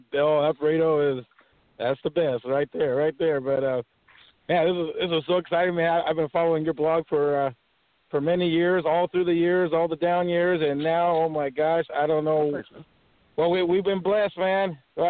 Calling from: San Jose, California, United States; I'm calling from the San Jose, California area right now.

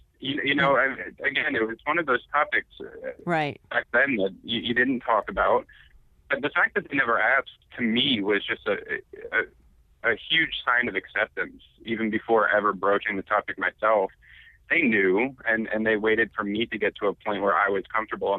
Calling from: Quincy, United States

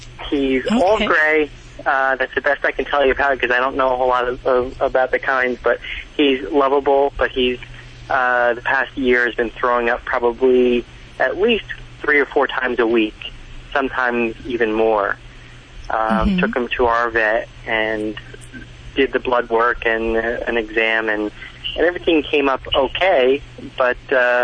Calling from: Caldwell, New Jersey, United States; I'm calling from Caldwell, New Jersey.

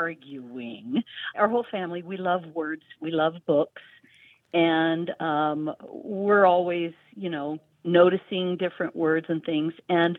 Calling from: Georgia, United States; I'm calling from North Georgia.

